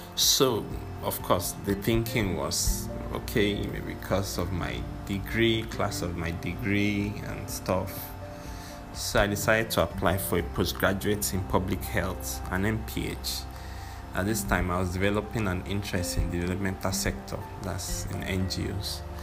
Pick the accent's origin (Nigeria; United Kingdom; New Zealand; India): Nigeria; I'm a Nigerian